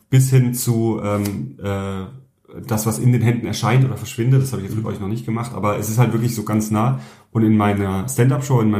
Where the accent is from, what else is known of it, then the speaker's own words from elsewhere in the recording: Southern Germany, Germany; ich komme ja ursprünglich aus Süddeutschland